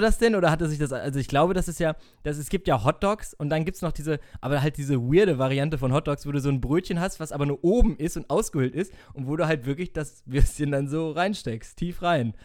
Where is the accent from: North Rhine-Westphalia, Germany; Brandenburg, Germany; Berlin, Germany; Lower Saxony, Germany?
North Rhine-Westphalia, Germany; wir kommen auch aus NRW